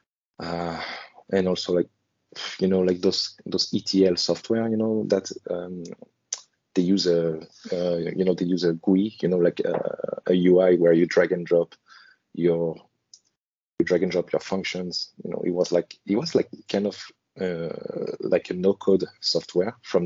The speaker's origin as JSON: {"language": "English", "country": "France", "moved": "yes", "lives_now": "Hong Kong", "said": "I'm in Hong Kong, and originally I come from France."}